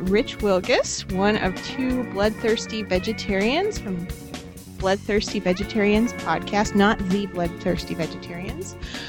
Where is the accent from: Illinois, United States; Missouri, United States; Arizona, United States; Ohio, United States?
Arizona, United States; I'm from Arizona.